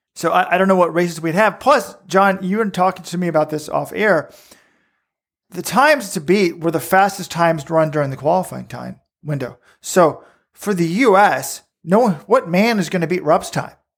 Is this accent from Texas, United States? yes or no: yes; Texas, United States; I grew up in Texas